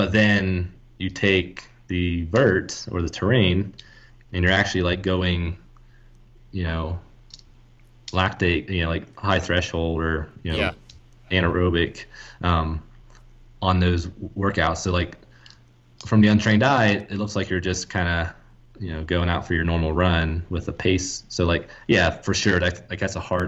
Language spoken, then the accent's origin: English; Ohio, United States; I'm from Ohio